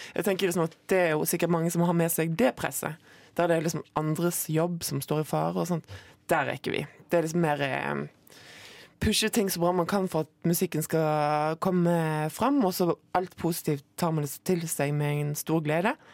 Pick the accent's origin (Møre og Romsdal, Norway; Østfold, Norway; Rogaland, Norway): Rogaland, Norway; Moi; det er sånn man staver det på Moi, der jeg kommer fra